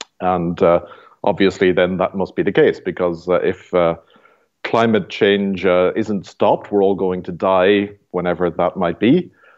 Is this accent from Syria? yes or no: no; Ireland; moved away as an adult; now in Canada; And I'm from Ireland originally, and I have spent 6 years in the apostolate in Europe, then 7 years in Canada so far.